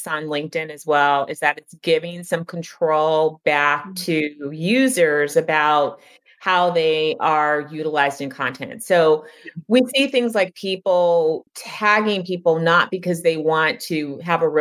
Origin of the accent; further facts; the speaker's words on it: California, United States; I'm from California